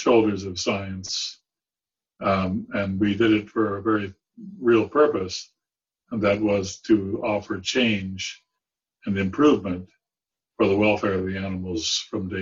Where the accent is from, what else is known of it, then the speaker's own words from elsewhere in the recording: San Diego, California, United States; I grew up in San Diego, but I had a zoo there that was pretty spectacular